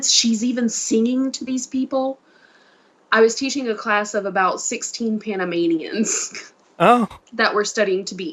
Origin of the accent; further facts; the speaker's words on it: Mississippi, United States; me, little bitty Southern little me, that has no concept of a bigger outer world because I've never left my home state is going to China.